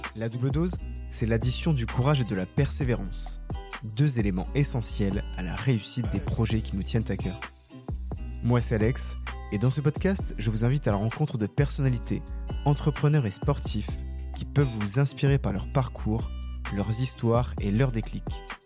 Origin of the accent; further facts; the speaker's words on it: Bordeaux, Nouvelle-Aquitaine, France; moved away; je suis en direct depuis Bordeaux, ma ville de cœur, ma ville natale